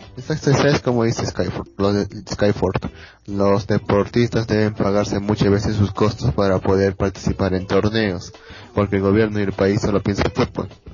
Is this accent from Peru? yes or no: yes; Peru